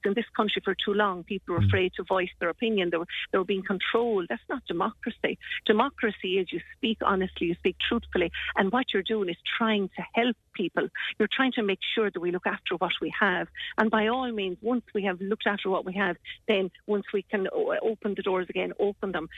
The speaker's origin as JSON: {"language": "English", "country": "Ireland", "said": "we are being Irish"}